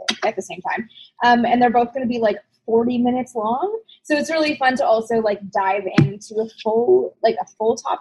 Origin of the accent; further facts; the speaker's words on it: Canada; I'm from Canada